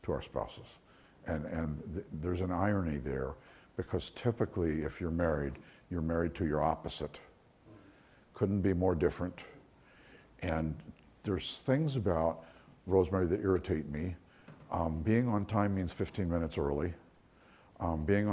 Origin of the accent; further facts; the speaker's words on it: New York, United States; now in Florida, United States; I'm from New York